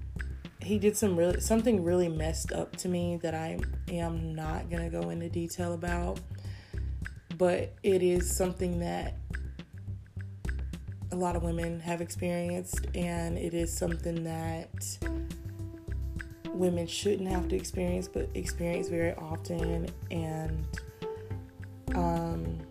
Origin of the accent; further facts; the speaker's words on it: United States; I'm not gonna apologize for being born here.